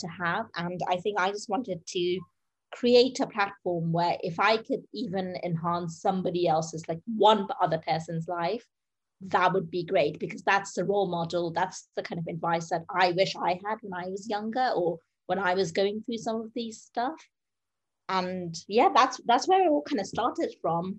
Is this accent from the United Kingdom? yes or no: yes; United Kingdom; I'm a British Bengali in my 30s